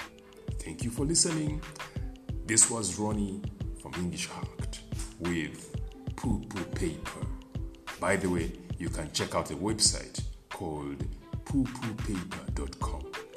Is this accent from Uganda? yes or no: yes; Uganda; I come from Africa, I come from Uganda